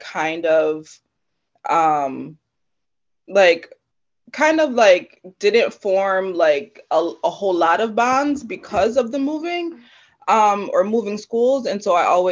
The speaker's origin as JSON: {"language": "English", "region": "Connecticut", "country": "United States", "tie": "born or raised there", "said": "I was born and raised in Connecticut. I've always lived here, not moved away"}